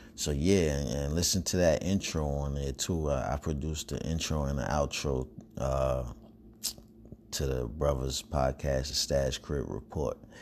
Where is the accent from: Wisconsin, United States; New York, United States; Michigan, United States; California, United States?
New York, United States; New York City; now in North Carolina, United States; I'm from New York, Brooklyn, New York, but I'm, I'm in North Carolina now